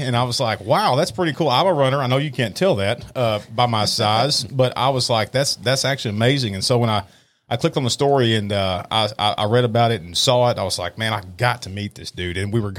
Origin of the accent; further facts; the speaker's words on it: Irving, Texas, United States; moved away; I grew up in Irving.